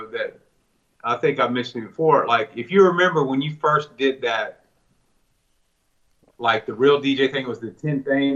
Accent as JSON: {"language": "English", "town": "Ocean Springs", "region": "Mississippi", "country": "United States", "said": "I'm from Ocean Springs."}